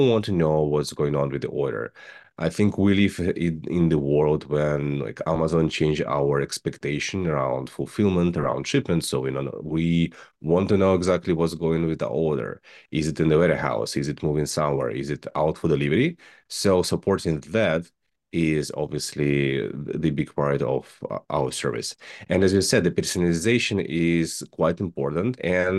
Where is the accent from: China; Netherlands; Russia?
Russia; English is a second language; I am originally from Russia. I'm graduated from the aerospace university